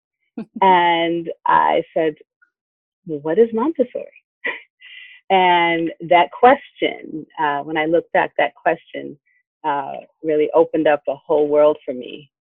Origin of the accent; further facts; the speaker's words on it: Ohio, United States; moved away; I'm originally from Ohio